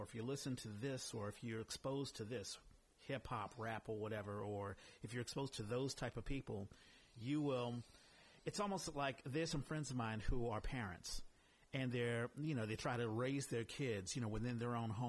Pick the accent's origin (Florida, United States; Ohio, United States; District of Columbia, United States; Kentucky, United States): District of Columbia, United States; Washington; also born or lived in New York; now in San Francisco, United States; I grew up in Washington, D.C.